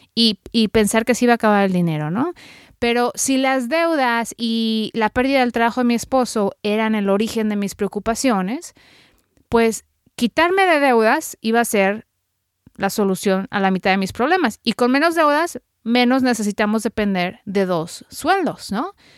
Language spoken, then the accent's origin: Spanish; Mexico; now in United States; soy periodista mexicana radicada en Estados Unidos